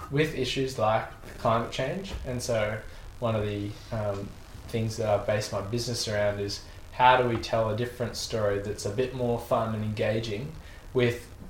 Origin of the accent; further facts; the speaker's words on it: Australia; we're also Australian